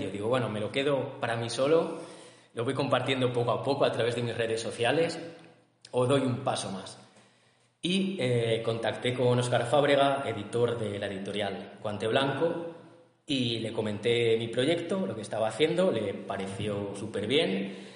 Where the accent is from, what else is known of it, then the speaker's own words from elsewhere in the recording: Toro, Castile and León, Spain; yo vengo desde Toro, que es un pueblo